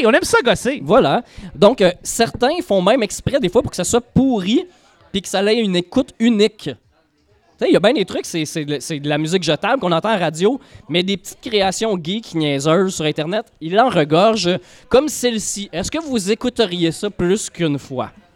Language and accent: French; L'Assomption, Quebec, Canada; also born or lived in Saint-Gérard-Majella; à l'Assomption, ma ville natale